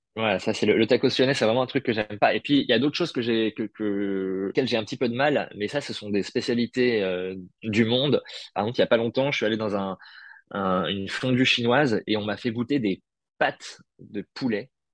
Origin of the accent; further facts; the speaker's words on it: Paris, Île-de-France, France; je suis né à Paris